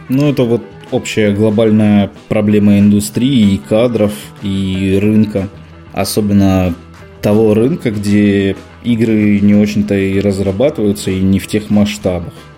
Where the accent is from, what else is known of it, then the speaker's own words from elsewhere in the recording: Rostov-on-Don, Rostov Oblast, Russia; also born or lived in Moscow, Russia; now in Minsk, Belarus; я изначально из Ростова-на-Дону, но ну, а потом из Москвы, где я жил и работал шесть с половиной лет